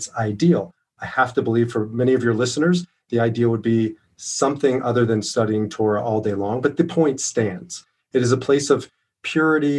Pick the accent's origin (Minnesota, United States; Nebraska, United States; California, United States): Nebraska, United States; Omaha; also born or lived in Boston, Massachusetts; now in Denver, United States; I grew up in Omaha, Nebraska